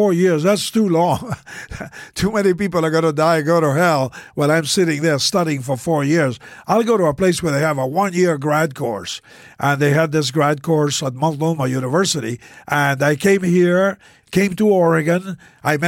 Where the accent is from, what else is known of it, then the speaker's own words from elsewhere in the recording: Buenos Aires, Argentina; I was born in South America. The southernmost country in South America is Argentina. And I was born in the capital city